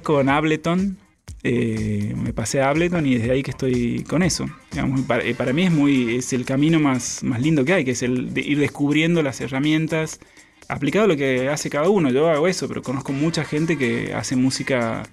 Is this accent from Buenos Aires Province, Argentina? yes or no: no; Santiago del Estero, Argentina; accent: tonada santiagueña; moved away as an adult; now in Buenos Aires, Argentina; Soy santiagueño, Santiago del Estero Capital